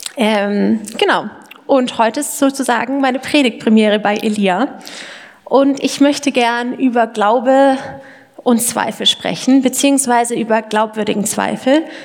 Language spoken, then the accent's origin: German; Lindau, Bavaria, Germany; moved away as an adult; also born or lived in Erlangen/Nuremberg (FAU); now in Erlangen, Germany; ich komme ursprünglich aus dem Allgäu, äh, vom Lindau am Bodensee, um genau zu sein